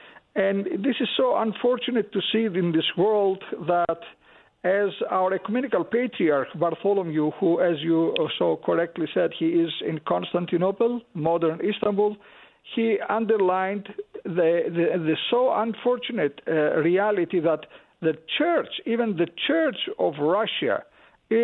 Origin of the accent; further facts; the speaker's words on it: Greece; now in United States; both as an American, as a Greek